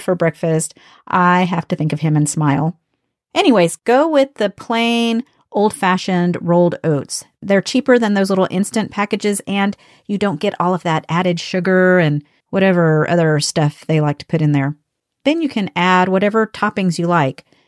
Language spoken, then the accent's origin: English; United States; I'm from the United States.